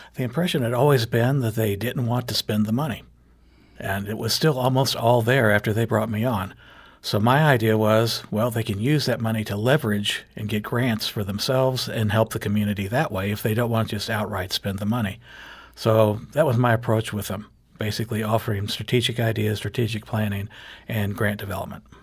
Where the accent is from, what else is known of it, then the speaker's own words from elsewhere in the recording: Jefferson County, Missouri, United States; I'm from Jefferson County